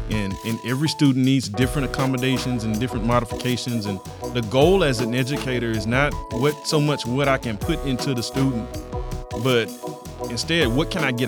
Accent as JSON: {"language": "English", "town": "Fresno", "region": "Texas", "country": "United States", "tie": "born or raised there", "also_born_or_lived": "Houston, Texas", "said": "I was born in Houston, Texas. I'm a native of Houston, Texas, mm-hmm. but by the time I got to the eighth grade, my dad had moved us out to the suburbs. Hmm. And so I kind of grew up in Fresno, Texas"}